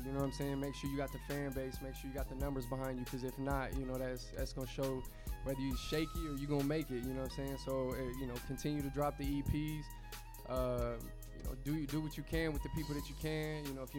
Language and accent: English; Indianapolis, Indiana, United States; moved away as an adult; now in New York, United States; I'm originally from Indianapolis, Indiana, man. Naptown